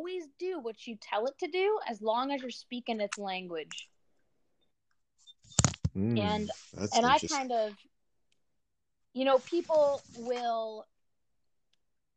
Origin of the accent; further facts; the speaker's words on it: near Illinois, Midwest, United States; I grew up in the Midwest, near Illinois